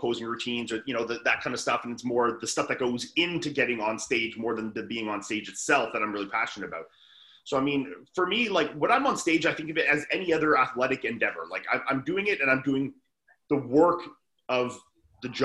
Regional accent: Canada; I'm one of three Canadians in an American show

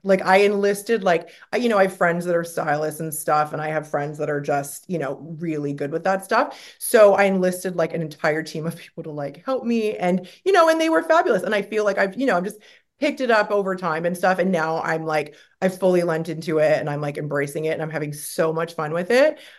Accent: Canada; moved away; I'm from Canada. We like everything to be bubbles and roses and happy

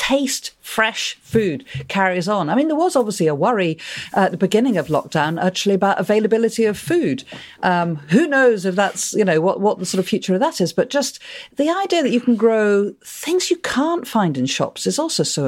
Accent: Scotland, United Kingdom; being Scottish

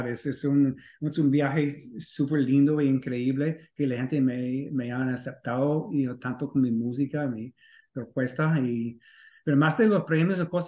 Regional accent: United States; yo soy gringo irlandés con esa pasión por la música latina y yo recuerdo

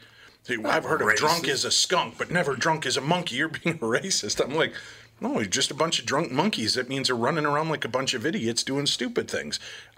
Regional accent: Illinois, United States; I grew up near Chicago. That wasn't out of line. That's exactly what it was like.

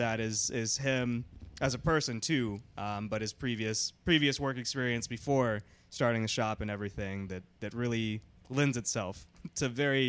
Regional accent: Houston, Texas, United States; now in Atlanta, United States; Well, I mean, I grew up in Houston.

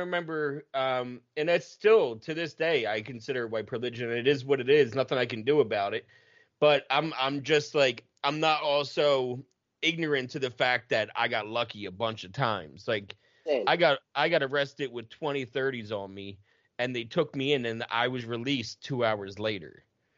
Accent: outside of Camden, New Jersey, United States; I grew up outside of Camden.

